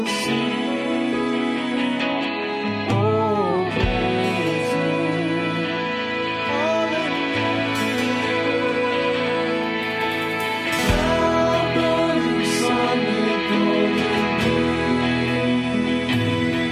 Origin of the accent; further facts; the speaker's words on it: United States; us as American Christians